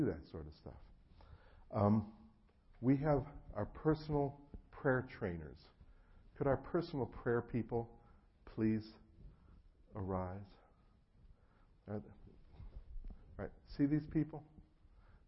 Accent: New Jersey, United States; moved away; I'm originally from New Jersey, and so I actually grew up with a lot of friends in the mafia

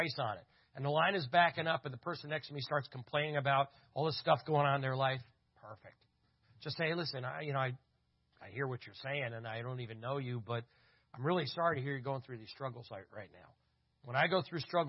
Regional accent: Berks County, Southeastern Pennsylvania, United States

